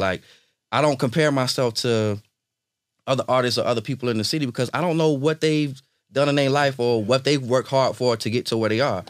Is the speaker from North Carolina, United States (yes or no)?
yes; Charlotte, North Carolina, United States; I'm from Charlotte. I'm born and raised in Charlotte.